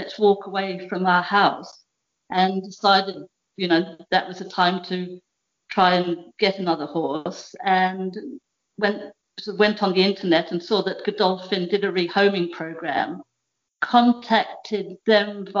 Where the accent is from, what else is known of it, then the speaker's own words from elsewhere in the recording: Australia; also born or lived in Devon, England; now in Norfolk, United Kingdom; I was born in Devon. My parents emigrated to Australia in 1973.